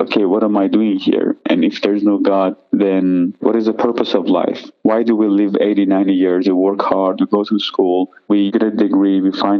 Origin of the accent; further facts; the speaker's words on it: Iran; moved away; I grew up in Iran as a Shiite Muslim. My whole family were Muslims.